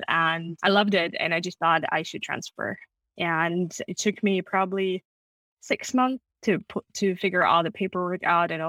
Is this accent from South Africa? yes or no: no; Moscow, Russia; English is a second language; moved away as an adult; also born or lived in Germany / United States; now in United Kingdom; I was born and raised in Moscow